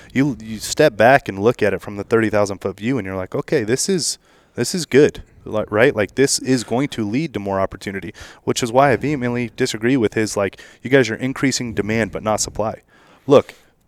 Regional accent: Nevada, United States; I'm a resident of Nevada.

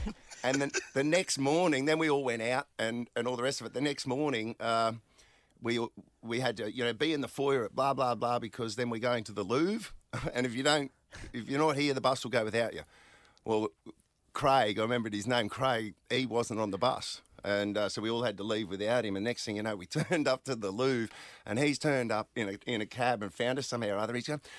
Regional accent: Hervey Bay, Queensland, Australia; I'm from Hervey Bay.

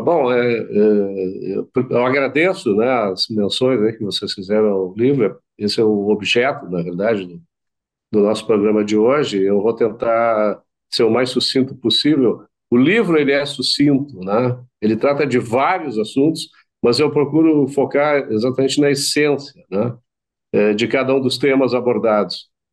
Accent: Brazil; Nosso país, a gente insiste que nós somos brasileiros

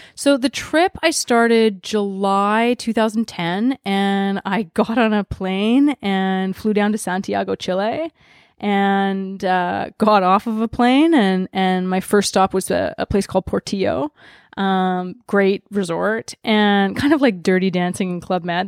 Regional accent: Vancouver, British Columbia, Canada; privileged white girl growing up in Vancouver, Canada

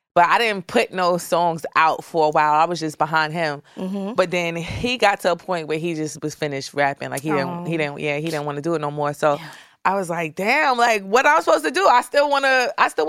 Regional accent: New York City, New York, United States; I'm from East New York. Cypress Hills Projects

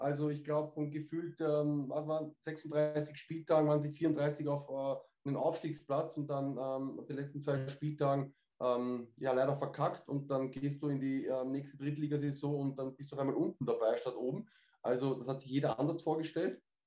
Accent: Austria; Bei uns in Österreich

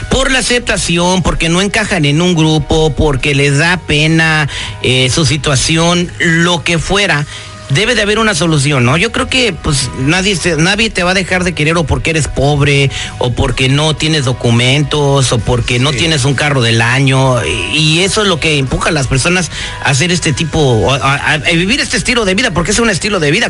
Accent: Huandacareo, Michoacán, Mexico; ciudadano de Guandacareo, Michoacán, Están de Michoacán allá.

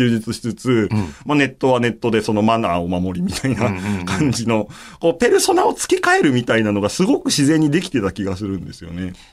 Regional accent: Kariya, Aichi, Japan; 正確に言うと僕、愛知県の刈谷市っていうとこ出身なんですけれども、まあでも、刈谷市って言っても通じないから大体僕簡単に名古屋って言っちゃうんですけど

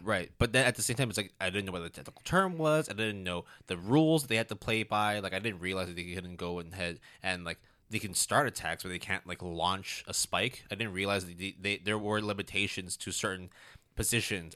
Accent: Hong Kong; growing up in Hong Kong

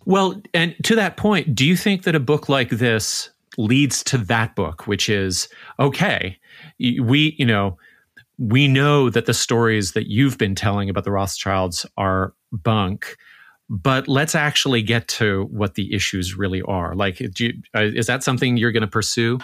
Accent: Canada; the Canadian on staff

